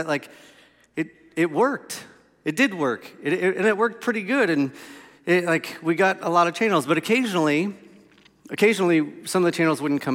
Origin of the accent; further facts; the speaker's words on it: Melbourne, Florida, United States; So I grew up on Ironwood Road in Melbourne, Florida, in a two-story house.